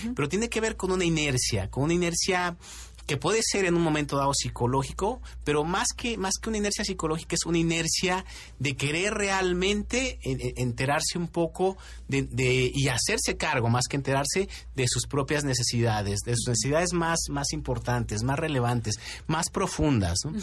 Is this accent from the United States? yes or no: no; Mexico; a muchos de nosotros como mexicanos nos gusta el picante